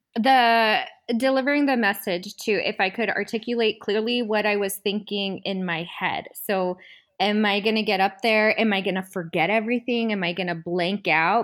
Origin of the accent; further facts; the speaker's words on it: southern New Mexico, United States; also born or lived in Southern California; I'm originally from New Mexico. It's a super small town in southern New Mexico, really close to Texas.